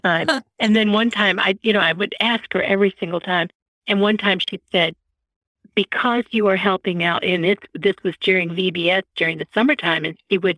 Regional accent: Florida, United States; moved away as an adult; also born or lived in Chicago, Illinois / Wichita Falls, Texas / Austin, Texas; now in Missouri, United States; I was born in Chicago, grew up in Florida, went to Texas to college

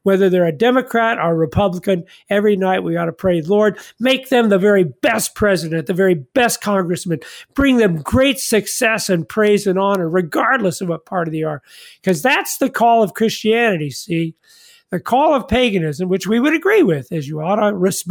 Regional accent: Independence, Missouri, United States; I was born in Independence, Missouri.

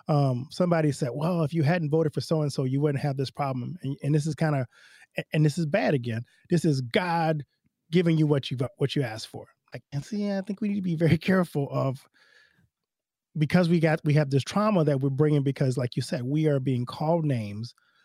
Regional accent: Louisiana, United States; I grew up in Louisiana, like I talked about before, but I went to an all-white school, Lutheran school, in my elementary age.

